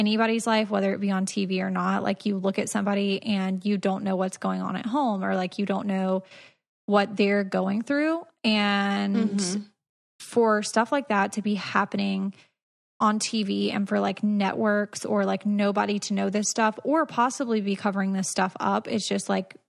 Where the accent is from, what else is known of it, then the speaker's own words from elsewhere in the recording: Georgia, United States; And I'm from Georgia, so